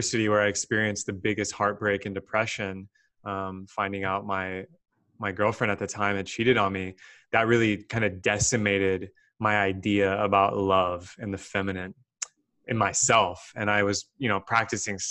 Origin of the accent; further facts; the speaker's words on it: Texas, United States; I was born and raised in Texas